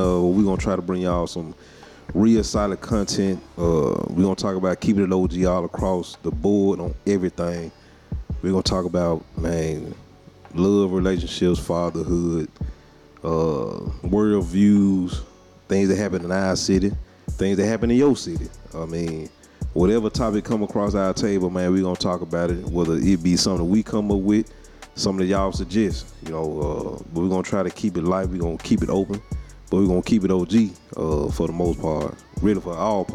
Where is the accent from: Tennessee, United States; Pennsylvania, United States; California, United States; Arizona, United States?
Tennessee, United States; Memphis; I'm from Orange Mound. Moved to South Memphis when I was in my teens